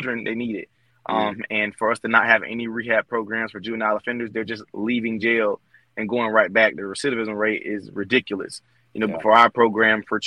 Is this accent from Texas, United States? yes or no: no; Albany, Georgia, United States; the entire school system in my hometown of Albany, Georgia